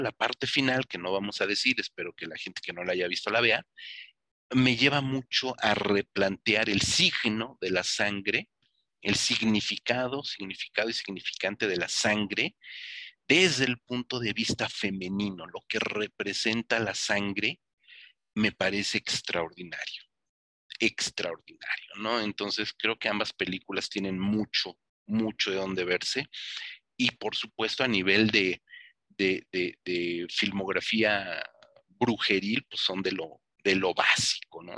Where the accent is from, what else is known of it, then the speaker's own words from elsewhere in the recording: Mexico; Para los que somos mexicanos